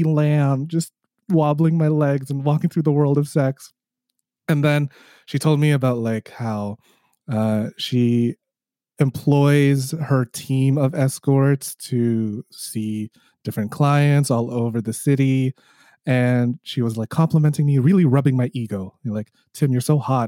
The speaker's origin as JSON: {"language": "English", "town": "Toronto", "region": "Ontario", "country": "Canada", "said": "I am hailing from Toronto, Canada"}